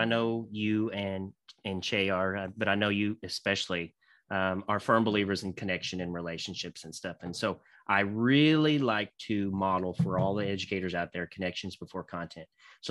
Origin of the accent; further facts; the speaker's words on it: Santa Claus, Indiana, United States; because I grew up actually in Indiana, actually in a town called Santa Claus, Indiana.